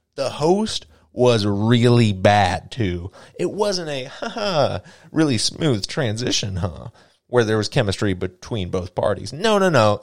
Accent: United States; I am an American

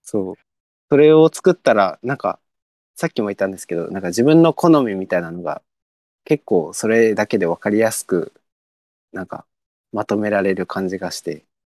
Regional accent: Okinawa, Japan; 自分が沖縄出身ですごい海がもう生活の一部にあった

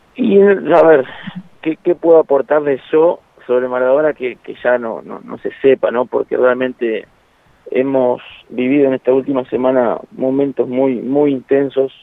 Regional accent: Argentina; somos bravos los argentinos

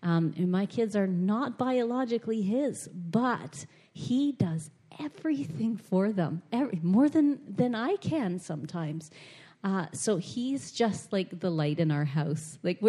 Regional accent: Toronto, Ontario, Canada; No, but I'm from Toronto. We don't talk.

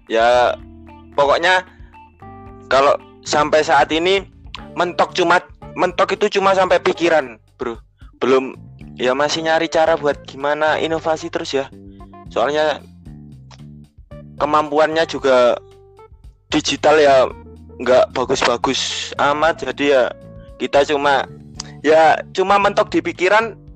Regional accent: Java, Indonesia; born there; khususnya karena kita lahir di Jawa ya

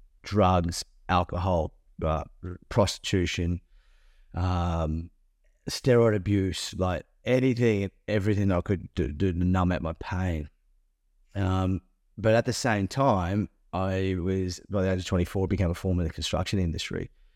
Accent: Toowoomba, Queensland, Australia; I remember driving back to my country town I grew up in Toowoomba, got to the bottom of the range, and my whole body shut down and collapsed.

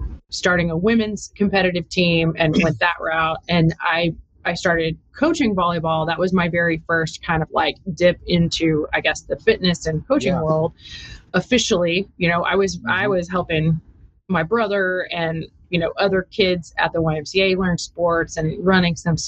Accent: Austin, Texas, United States; I actually am from here, born and raised in Austin

